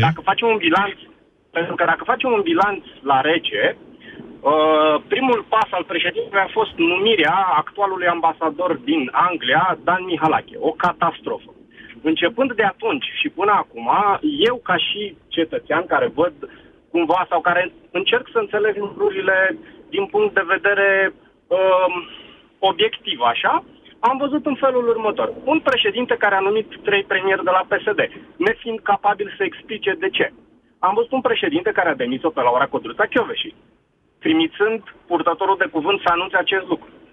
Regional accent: Brașov, Brașov County, Romania; nu sunt din București, sunt din Brașov

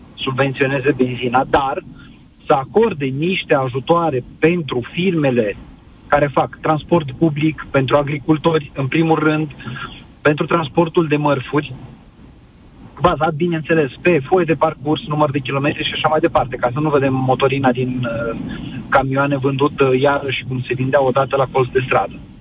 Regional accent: Bacău, Bacău County, Romania; sunt din Bacău

